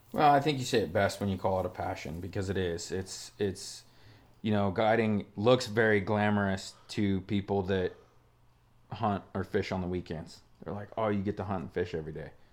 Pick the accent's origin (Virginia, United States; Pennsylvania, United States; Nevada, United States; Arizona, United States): Nevada, United States; Stillwater Marsh; moved away; where you and I grew up hunting in the Stillwater Marsh in Nevada